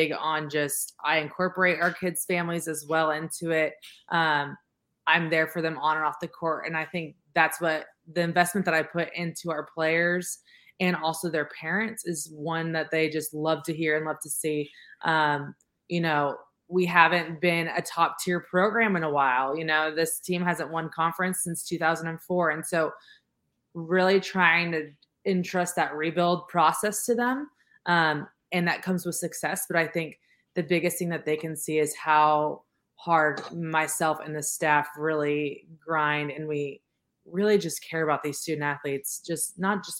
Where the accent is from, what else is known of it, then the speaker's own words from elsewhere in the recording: California, United States; moved away as an adult; now in Richmond, United States; I'm from California, and when I moved to Richmond, I was like, this is such a small town, but I love it